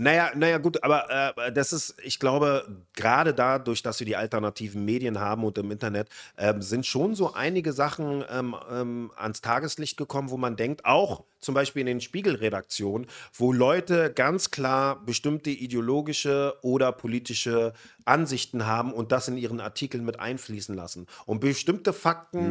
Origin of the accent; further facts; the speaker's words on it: western Germany, West Germany, Germany; Wir kommen aus dem Westen. Wir kommen aus einer Großstadt